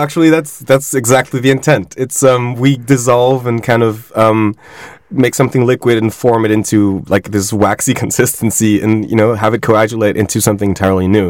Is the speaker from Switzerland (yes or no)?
yes; Switzerland; I grew up in Switzerland